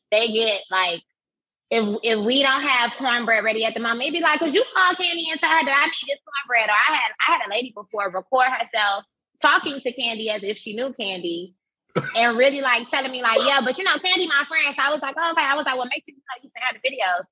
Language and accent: English; Miami, Florida, United States; moved away as an adult; now in Atlanta, United States; I had just moved to Atlanta because I'm from Miami